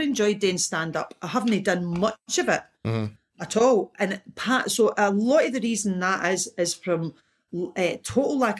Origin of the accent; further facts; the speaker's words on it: Ayr, Scotland, United Kingdom; I was brought up in Ayr